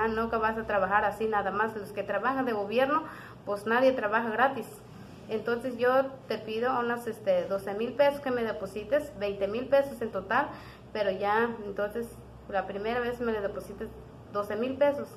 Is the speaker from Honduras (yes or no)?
no; Yahualica, Hidalgo, Mexico; vengo de la comunidad de Susolpa, municipio de Yagualita